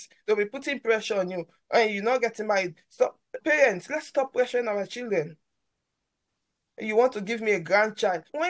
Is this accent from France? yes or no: no; Sierra Leone; moved away as an adult; now in London, United Kingdom; where I grew up from, I come from Sierra Leone.